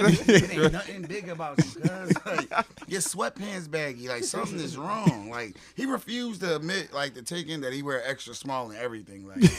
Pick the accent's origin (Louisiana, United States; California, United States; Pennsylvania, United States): Pennsylvania, United States; Philadelphia; I was living in South Philly. I'm from Southwest, but I was living in South Philly.